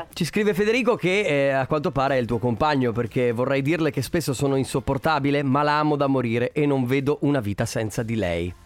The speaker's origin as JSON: {"language": "Italian", "area": "Montegaldella, Vicenza", "region": "Veneto", "country": "Italy", "said": "Io sono di Montegaldelli a Vicenza, Montegaldelli"}